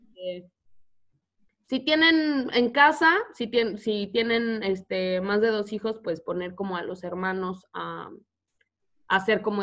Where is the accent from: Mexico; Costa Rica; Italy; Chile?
Mexico; accent: Mexican; moved away as an adult; now in United States; no hablan como yo, que me crié en México.